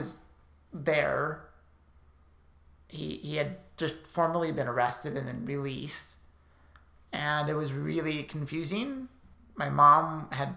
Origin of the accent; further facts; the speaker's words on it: Burbank, California, United States; I grew up in Burbank, California, born and raised